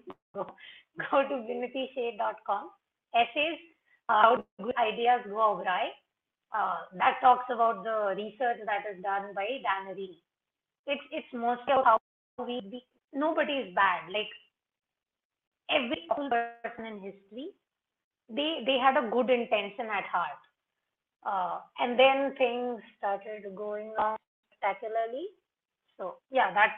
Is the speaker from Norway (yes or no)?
no; India; as an Indian living in India, dealing with brown skin, even if we are a predominantly brown country, I'm still given a lot of heck from family members